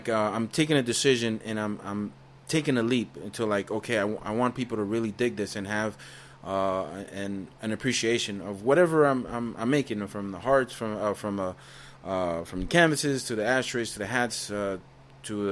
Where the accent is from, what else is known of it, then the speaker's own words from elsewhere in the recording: United States; now in Estelí, Nicaragua; I grew up in the States. I migrated in 78, 79. I was born 75